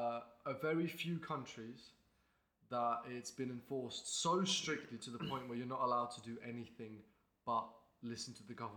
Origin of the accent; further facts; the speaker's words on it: Estonia; now in Lincoln, United Kingdom; I'm from Estonia. I'm at University of Lincoln. I live here.